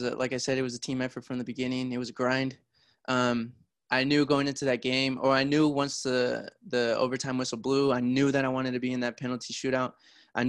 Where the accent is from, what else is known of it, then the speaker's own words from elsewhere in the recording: Fresno, California, United States; I've grown up in the Valley. I'm from Fresno, California.